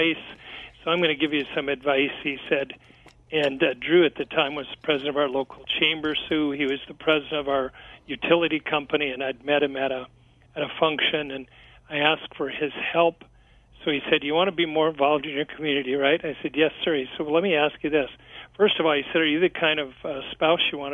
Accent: Kansas City, Missouri, United States; here in my hometown of Kansas City

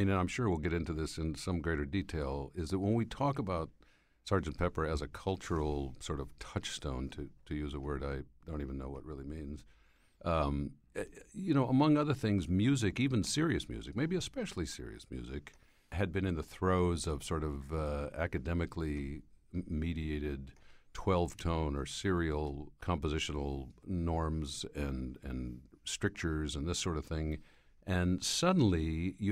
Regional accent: Schenectady, New York, United States; I happened to be driving home from college that day to my hometown of Schenectady, New York.

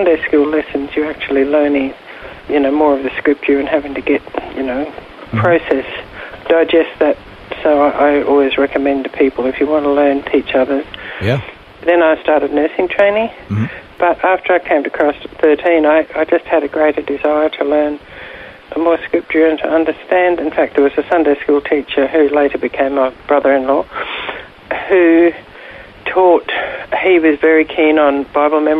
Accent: Ipswich, Queensland, Australia; moved away as an adult; also born or lived in India; now in Queensland, Australia; I was born in Ipswich

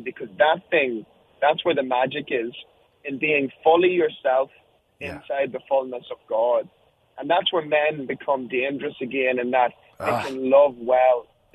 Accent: Ireland; moved away as an adult; now in United States; I'm an Irishman.

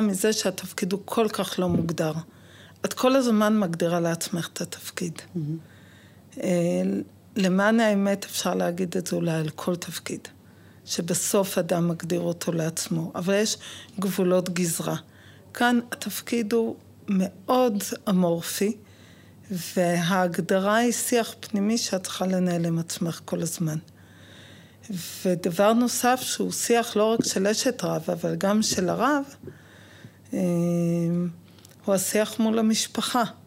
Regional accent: Jerusalem, Jerusalem District, Israel; now in Lod, Israel; בוגרת גאה של התיכון על יד האוניברסיטה בירושלים

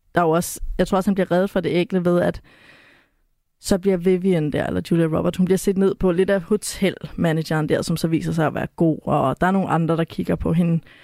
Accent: West Jutland, Central Denmark Region, Denmark; born or raised there

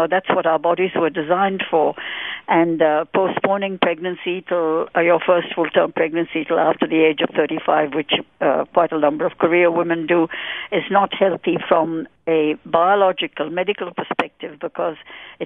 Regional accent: India; I'm Indian born, and I'm Indian, brown Indian in skin color as well

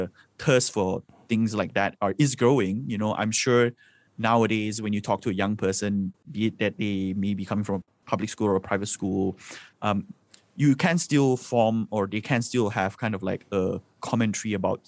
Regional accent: Subang Jaya, Selangor, Malaysia; I grew up in Subang Jaya

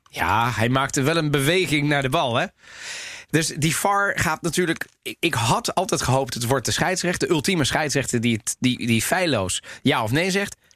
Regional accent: Italy; now in Netherlands; als Italiano residente all'estero. dus als Italiaan in het buitenland

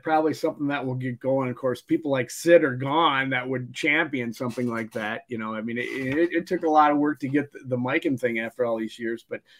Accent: Mankato, Minnesota, United States; growing up in Mankato

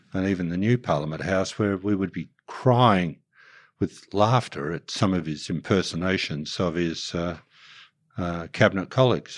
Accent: Melbourne, Victoria, Australia; now in Sydney, Australia; I grew up in Armidale before it became a very trendy suburb.

